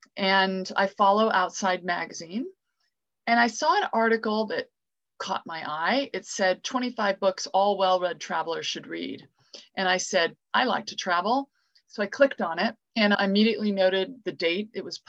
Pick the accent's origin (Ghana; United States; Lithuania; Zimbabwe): United States; moved away as an adult; now in Devon, United Kingdom; I'm an American, I should say, an American expat. I have dual citizenship